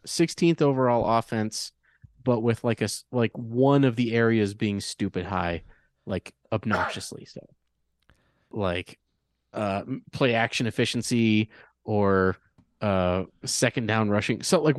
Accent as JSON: {"language": "English", "region": "Michigan", "country": "United States", "said": "I'm from Michigan, goddammit. We got places like Mishigami, and that's a real city."}